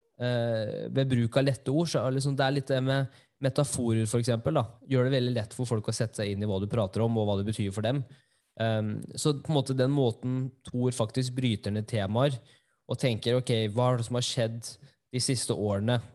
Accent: Norway; jeg er jo norsk

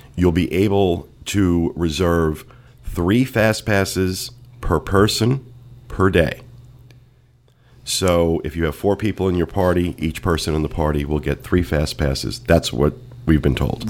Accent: New Jersey, United States; I'm from New Jersey

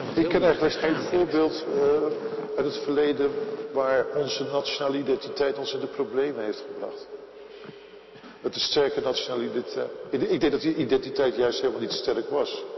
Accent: Netherlands; wij als Nederlanders

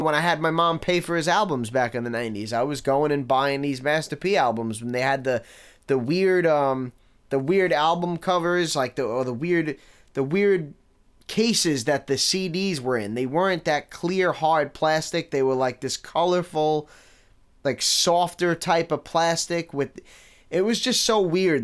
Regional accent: New York City, New York, United States; I grew up in Staten Island in the nineties

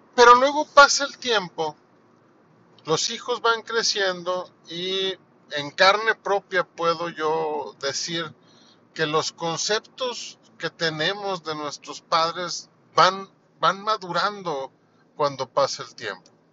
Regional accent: Mexico; aquí en mi país

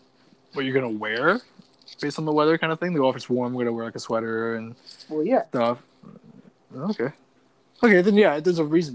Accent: Canada; I'm Canadian, bro.

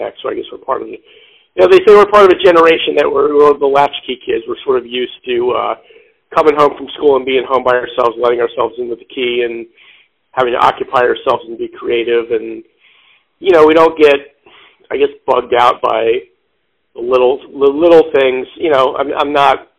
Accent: Philadelphia, Pennsylvania, United States; moved away as an adult; now in Chicago, United States; I grew up in the Philadelphia area. I moved to Chicago in 1994 after college

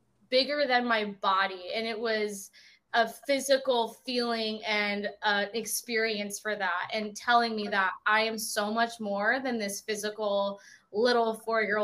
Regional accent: Orange County, California, United States; I grew up in Orange County.

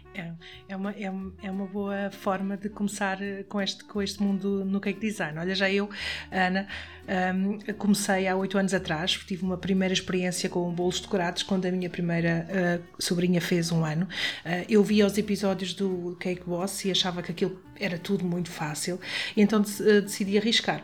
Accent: Caldas da Rainha, Centro, Portugal; eu sou de Caldas da Rainha

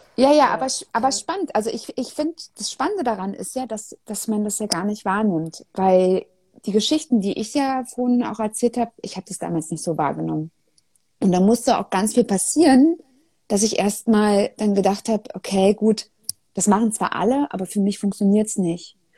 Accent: Germany; als Deutsche

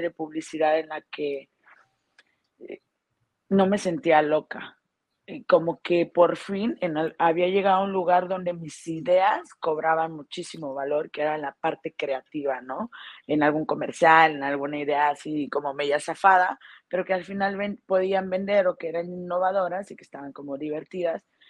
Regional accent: Mexico; also born or lived in Guadalajara; now in Playa del Carmen, Mexico; soy mexicana

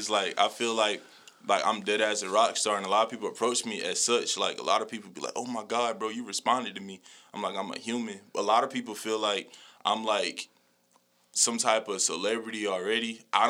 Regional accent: Colombia; Because, like, I get more love outside of Colombia than in Colombia. To this day, I'm from Colombia. I never performed in Colombia

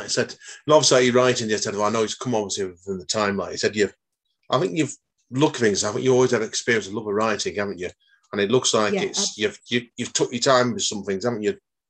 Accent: Stretford, North West England, United Kingdom; Now, anybody that knows me knows I'm a Stretfordonian.

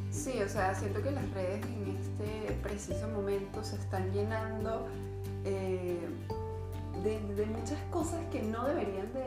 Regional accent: Caracas, Capital District, Venezuela; moved away as an adult; now in Chile; Yo soy de Caracas.

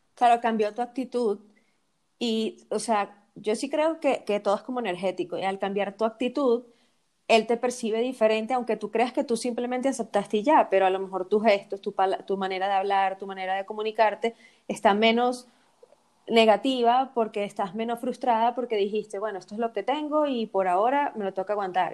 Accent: Venezuela; nosotras que somos venezolanas

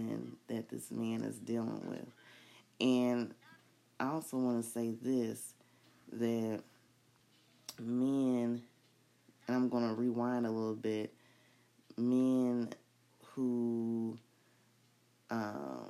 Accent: United States; I was born in the United States

